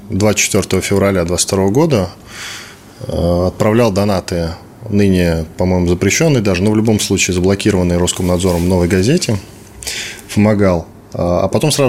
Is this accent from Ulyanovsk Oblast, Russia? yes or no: no; Moscow, Russia; Да, я из